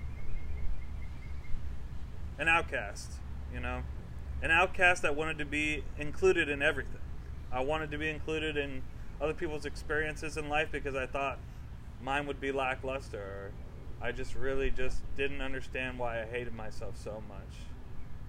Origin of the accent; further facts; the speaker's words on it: Florida, United States; I was raised in Florida